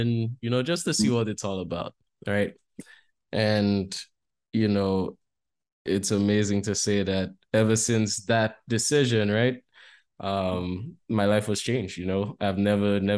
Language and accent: English; St. Lucia; I grew up in St. Lucia